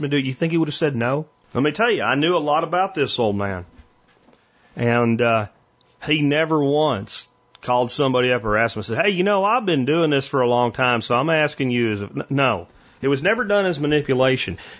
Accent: Pennsylvania, United States; where I grew up in Pennsylvania in my teenage years

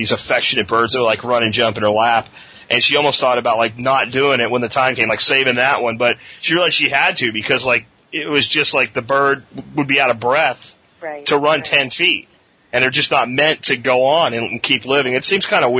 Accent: Pennsylvania, United States; moved away; I was from the Pennsylvania area in those times

